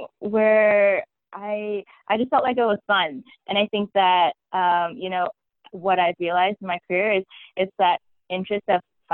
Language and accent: English; Bay Area, California, United States; moved away as an adult; I grew up in the Bay Area my whole life